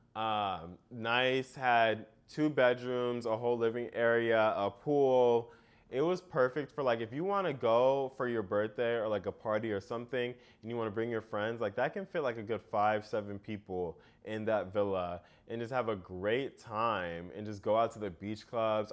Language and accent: English; United States; being an American and coming to that country